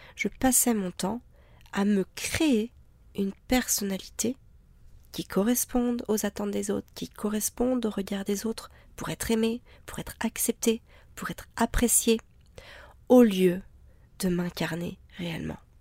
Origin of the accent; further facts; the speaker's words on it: France; en tant que Français